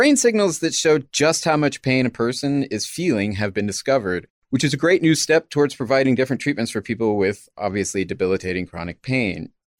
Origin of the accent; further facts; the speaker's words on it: United States; I'm an American.